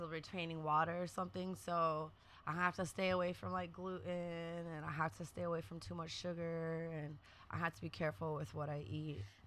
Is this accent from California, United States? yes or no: yes; San Francisco, California, United States; also born or lived in Oakland / San Diego; growing up in San Francisco